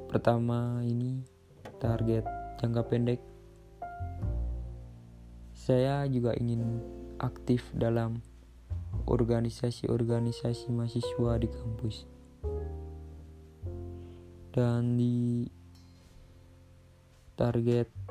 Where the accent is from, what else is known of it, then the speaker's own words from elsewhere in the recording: Temanggung, Central Java, Indonesia; Asal saya dari Kabupaten Temanggung, Jawa Tengah